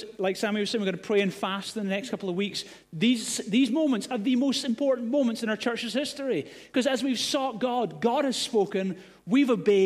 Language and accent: English; Glasgow, Scotland, United Kingdom; moved away; also born or lived in Gorey; I grew up in Glasgow